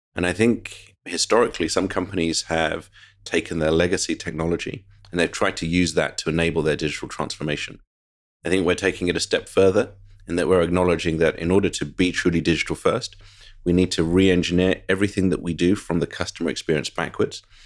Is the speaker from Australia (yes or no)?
no; United Kingdom; moved away as an adult; now in United States; I'm very proud of being British, so I had a wonderful, idyllic childhood in the U K